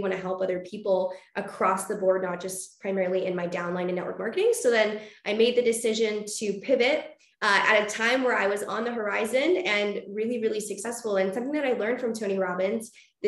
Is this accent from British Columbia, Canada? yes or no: yes; British Columbia, Canada; now in Vancouver, Canada; I was originally born in like a really small town about 4 hours outside